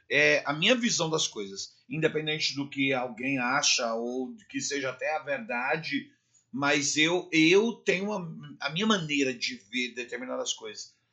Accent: Brazil; Eu nasci e me criei ali na Zona Leste

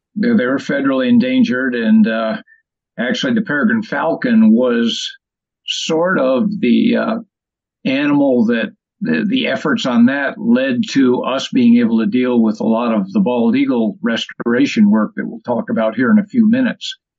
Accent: Delmar, New York, United States; also born or lived in Syracuse, New York; I'm originally from up here around Albany, from Delmar, New York. I lived probably half time in Syracuse

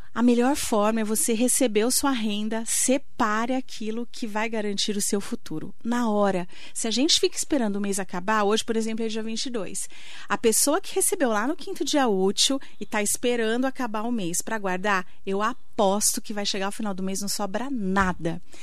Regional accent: Itaquaquecetuba, São Paulo, Brazil; moved away as an adult; also born or lived in Mogi das Cruzes; now in São José dos Campos, Brazil; Eu sou lá de Itacoaquecetuba, meu pai vendedor, minha, meu pai é taxista, minha mãe vendedora

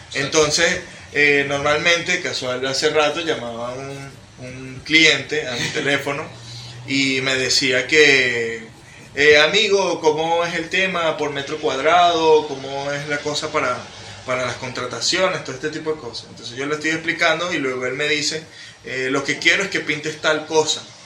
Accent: Venezuela; soy un joven venezolano

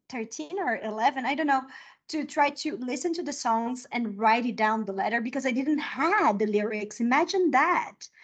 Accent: Brazil; first language Portuguese; English is a second language; also born or lived in United States / Mexico; now in Chile; I'm Brazilian. My first language is Portuguese.

